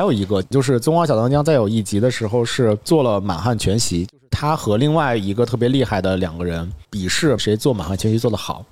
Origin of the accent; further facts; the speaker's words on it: China; 我们中国人